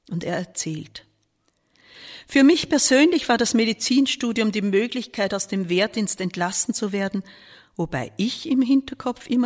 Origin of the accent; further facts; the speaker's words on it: Vienna, Austria; Dazu kam für mich als Wiener der Vorteil, dass ich zu Hause wohnen durfte, wie alle anderen Studenten aus Wien.